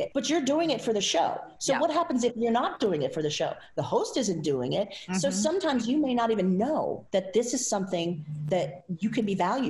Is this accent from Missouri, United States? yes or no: no; Southwest Louisiana, United States; moved away as an adult; also born or lived in Texas / Las Vegas; It's, you know, a Cajun name. I'm from Southwest Louisiana